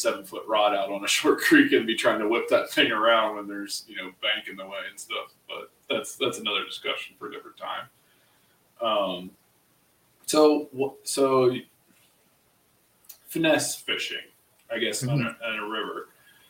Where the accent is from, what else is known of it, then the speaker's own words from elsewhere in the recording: Ohio, United States; we're both from Ohio